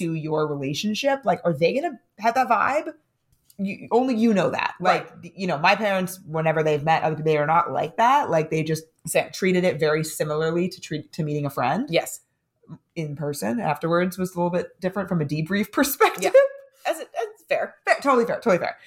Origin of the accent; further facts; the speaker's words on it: San Diego, California, United States; now in New York City, United States; if I'm living in New York City and I'm from San Diego